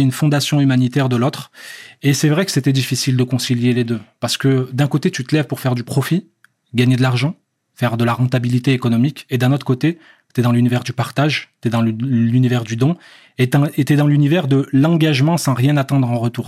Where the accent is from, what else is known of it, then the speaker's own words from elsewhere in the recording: France; moved away; also born or lived in Algeria / England; je suis algérien, j'ai grandi en France